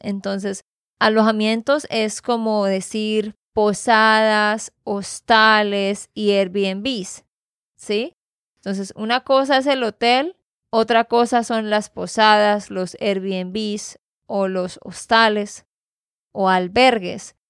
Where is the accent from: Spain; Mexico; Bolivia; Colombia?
Colombia; Santander; de Santander, Colombia